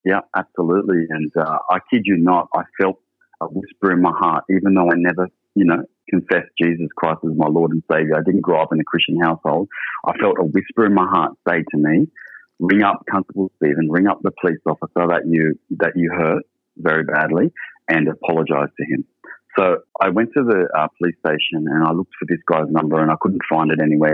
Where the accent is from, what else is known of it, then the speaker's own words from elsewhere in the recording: Sydney, New South Wales, Australia; I grew up in Sydney and uh, initially lived in a place called King's Cross